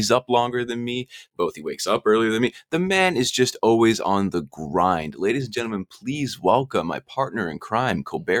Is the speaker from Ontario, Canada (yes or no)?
no; Newfoundland and Labrador, Canada; I'm from Newfoundland myself